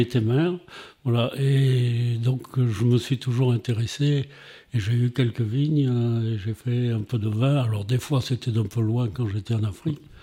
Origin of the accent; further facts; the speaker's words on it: Montpellier, Occitania, France; moved away as an adult; also born or lived in Paris / Africa / Saint-André-de-Sangonis; je suis né à Montpellier en 1945 et donc j'ai vécu jusqu'à 20 ans à Montpellier